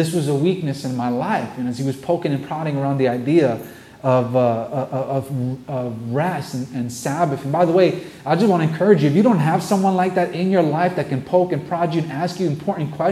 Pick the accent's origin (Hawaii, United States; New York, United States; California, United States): New York, United States; New York City; I'm a New Yorker. I'm born and raised here